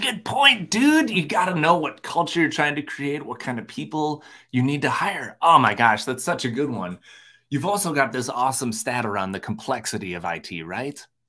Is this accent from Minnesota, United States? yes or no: yes; Minnesota, United States; I'm from Minnesota